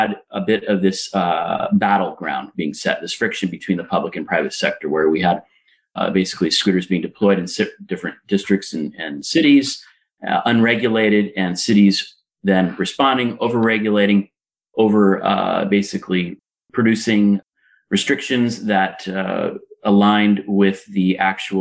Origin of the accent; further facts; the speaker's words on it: Los Angeles, California, United States; moved away as an adult; now in Lisbon, Portugal; I'm a native of Los Angeles, California